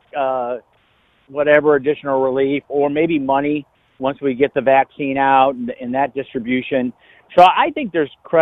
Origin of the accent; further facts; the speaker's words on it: Madison County, Illinois, United States; I still live in my hometown